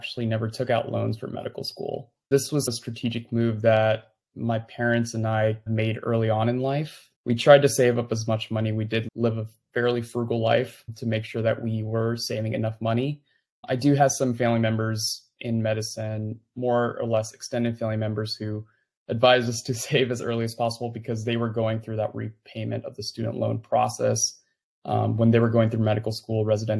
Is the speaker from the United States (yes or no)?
yes; California, United States; moved away as an adult; now in Louisville, United States; I was born and raised in California for most of my life.